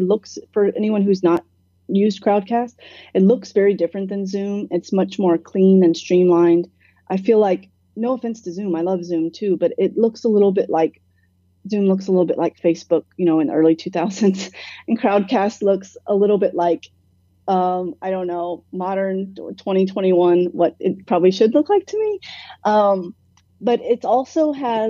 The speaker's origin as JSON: {"language": "English", "town": "Atlanta", "region": "Georgia", "country": "United States", "tie": "born or raised there", "also_born_or_lived": "London", "moved": "as an adult", "said": "I grew up here. I lived here most of my life"}